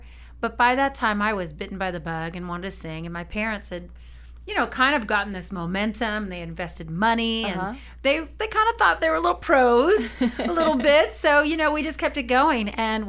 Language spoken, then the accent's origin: English; Norwalk, California, United States; In Norwalk, California.